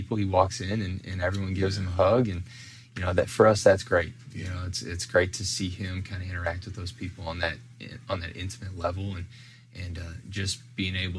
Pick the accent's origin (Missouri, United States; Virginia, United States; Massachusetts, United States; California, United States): Missouri, United States; St. Louis; moved away as an adult; also born or lived in Central Illinois; now in Springfield, United States; I was born and raised in the suburbs of St. Louis